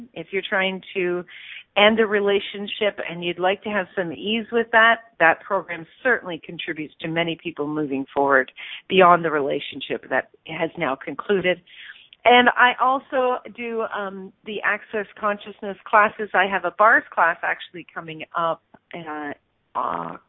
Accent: Stratford, Ontario, Canada; my hometown, Stratford, Ontario

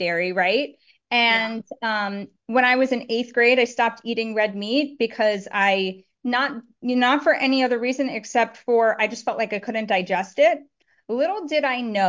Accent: New York, United States; moved away as an adult; now in Miami, United States; I'm born and raised in New York, but now I live in sunny Florida. I live in Miami

